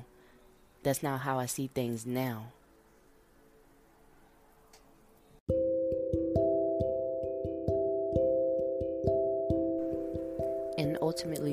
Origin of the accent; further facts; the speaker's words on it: Monroe, Louisiana, United States; now in Texas, United States; I come from Monroe, Louisiana, and I live in Texas right now.